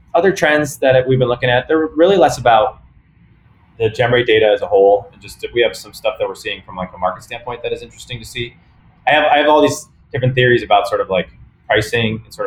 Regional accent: Cleveland, Ohio, United States; I'm from Cleveland, and we don't have a hockey team

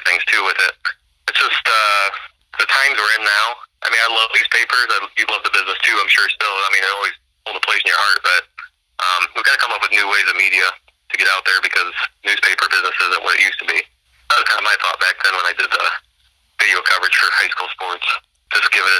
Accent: Bureau Valley, Illinois, United States; I'm from Bureau Valley

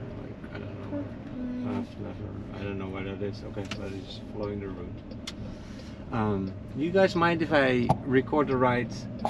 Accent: Netherlands; now in Naples, United States; I'm from the Netherlands.

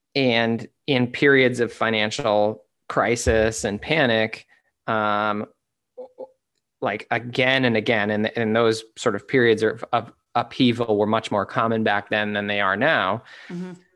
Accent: United States; as an American male

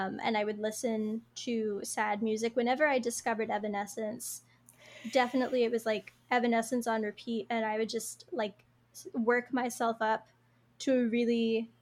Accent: East Coast, United States; I'm from like a small little East Coast town

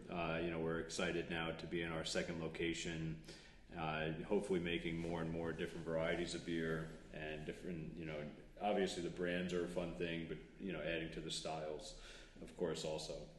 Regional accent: Farmingdale, New York, United States; also born or lived in Northport, New York; I grew up in Farmingdale

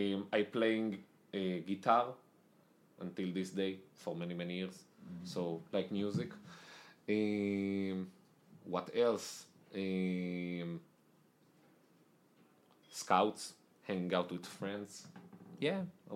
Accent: Israel; accent: Israeli; moved away as an adult; also born or lived in Italy; now in United States; I'm Israeli. I lived in Israel most of my life. I was born in Israel, then I moved to Italy.

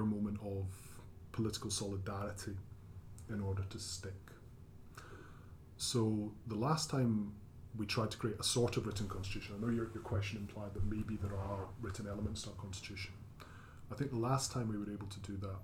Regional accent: Glasgow, Scotland, United Kingdom; moved away; I come from Glasgow.

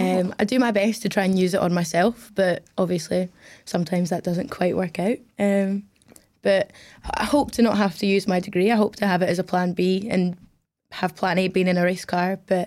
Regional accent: Glasgow, Scotland, United Kingdom; also born or lived in Middle East; Yeah. I'm 21 years old. I'm from Glasgow, but grew up out in the Middle East, and that's where I started racing.

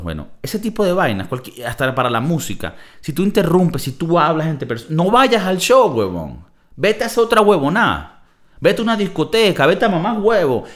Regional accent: Valencia, Carabobo, Venezuela; also born or lived in United States; now in Madrid, Spain; yo nací en Valencia, Venezuela

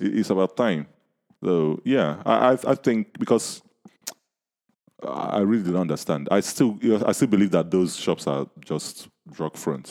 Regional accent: Nigeria; accent: Nigerian; my Nigerian accent

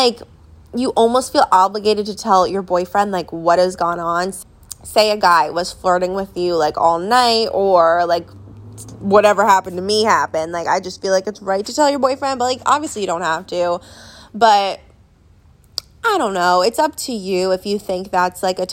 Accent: New Jersey, United States; moved away; we're back home in my hometown

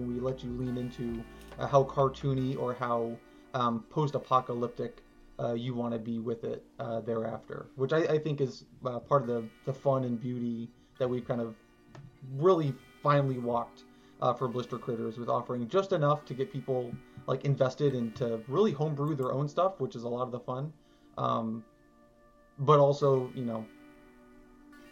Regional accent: Tallahassee, Florida, United States; I'm from Tallahassee

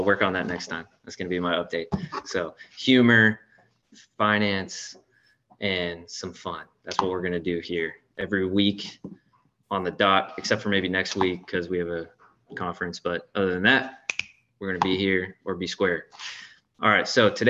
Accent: St. Augustine, Florida, United States; So everyone will understand that I'm from St. Augustine.

